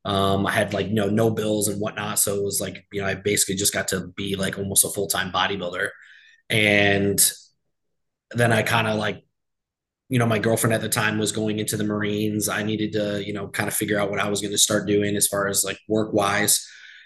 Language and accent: English; Endwell, New York, United States; now in Florida, United States; that brought us to like the Endwell, New York area, which is where I grew up.